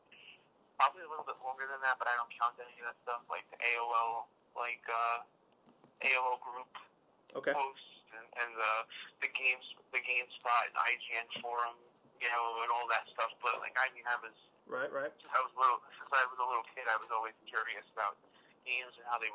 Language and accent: English; New York City, New York, United States; I'm a Brooklyn guy, born and raised.